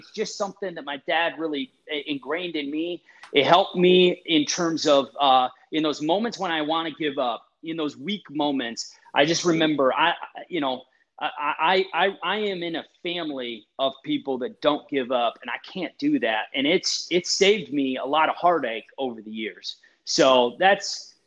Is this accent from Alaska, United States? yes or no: no; Wisconsin, United States; now in Michigan, United States; I was born in Wisconsin